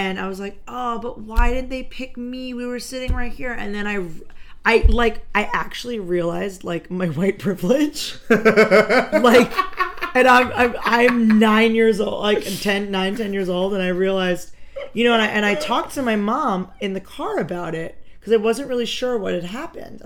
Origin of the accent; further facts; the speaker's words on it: Long Island, New York, United States; I grew up on Long Island